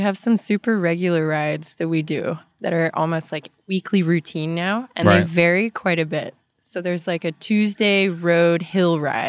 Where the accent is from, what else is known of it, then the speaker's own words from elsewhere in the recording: Dallas, Texas, United States; moved away as an adult; now in Austin, United States; I'm from Dallas, actually.